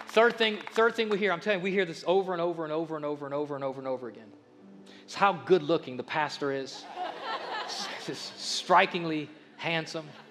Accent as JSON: {"language": "English", "town": "Akron", "region": "Ohio", "country": "United States", "tie": "born or raised there", "said": "we grew up in Akron"}